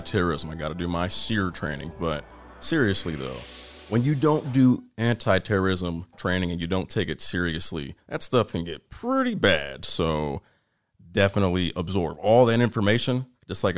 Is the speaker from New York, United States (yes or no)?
no; Ohio, United States; moved away; also born or lived in North Carolina; I'm from Ohio.